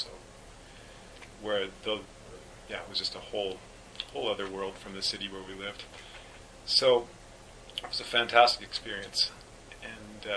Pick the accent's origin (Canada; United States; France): Canada; Winnipeg, Manitoba; also born or lived in Bolivia; I'm also from Winnipeg.